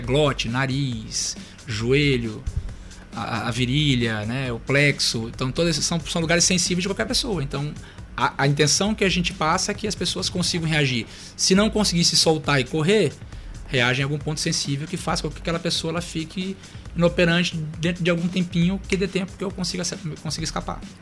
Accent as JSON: {"language": "Portuguese", "region": "Maranhão", "country": "Brazil", "tie": "born or raised there", "also_born_or_lived": "Curitiba, Paraná", "said": "sou natural de Curitiba, Paraná, mas eu sou maranhense, porque eu vim para cá bem pequenininho, né? Vim pra cá com 3 anos de idade"}